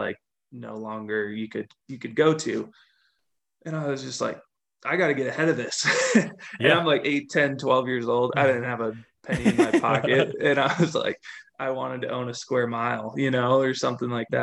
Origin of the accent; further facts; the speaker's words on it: Minnesota, United States; moved away as an adult; now in Colorado, United States; I grew up in the Midwest, grew up in Minnesota, and then came out to Colorado for school